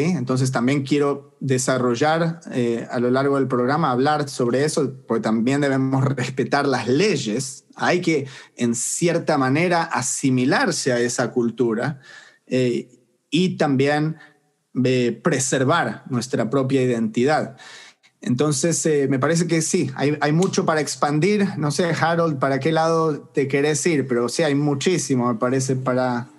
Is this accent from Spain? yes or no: no; Argentina; moved away as an adult; now in United States; Crecí en Argentina y me fui a los 21 años de edad